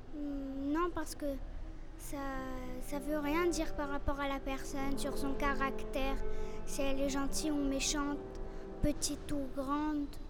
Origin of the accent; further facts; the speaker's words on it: Casablanca, Casablanca-Settat, Morocco; born or raised there; also born or lived in Canada